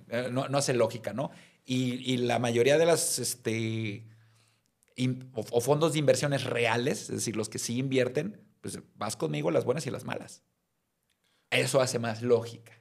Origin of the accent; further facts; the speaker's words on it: Mazatlán, Sinaloa, Mexico; now in Guadalajara, Mexico; soy de Mazatlán, eh, pero ya tengo más tiempo viviendo en Guadalajara que en Mazatlán, así es que ya soy medio tapatío por adopción.